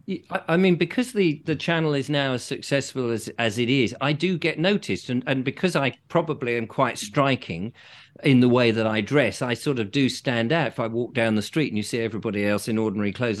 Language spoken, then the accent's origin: English; England, United Kingdom; I am English